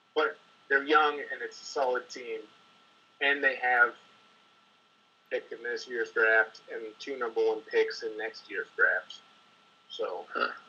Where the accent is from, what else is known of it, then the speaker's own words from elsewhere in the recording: New England, United States; I grew up in New England.